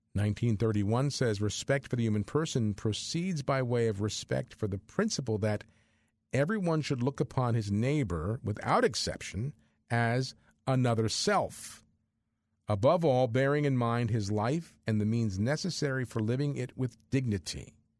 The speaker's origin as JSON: {"language": "English", "town": "New Brunswick", "region": "New Jersey", "country": "United States", "tie": "born or raised there", "said": "I grew up in the New Brunswick area, so I went to Saint Peter's Elementary School and Saint Peter's High School"}